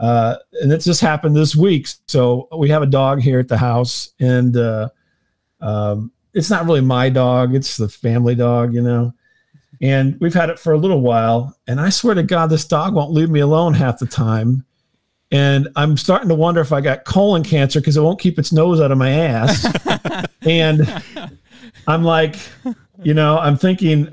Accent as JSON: {"language": "English", "town": "St. Louis", "region": "Missouri", "country": "United States", "said": "I'm from the St. Louis area, St. Louis, Missouri"}